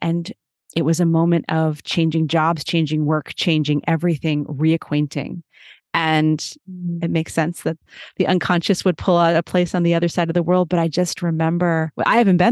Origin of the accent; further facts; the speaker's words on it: United States; also born or lived in New York; as an American